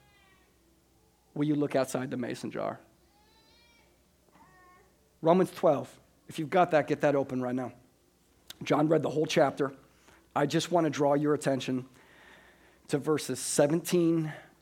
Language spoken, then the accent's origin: English; Des Moines, Iowa, United States; I was from Des Moines